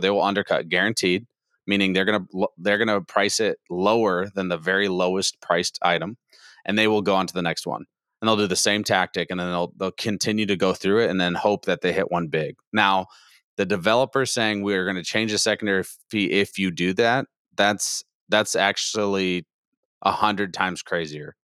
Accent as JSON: {"language": "English", "region": "Iowa", "country": "United States", "moved": "yes", "lives_now": "Texas, United States", "said": "I'm not originally a Texan. I'm from Iowa"}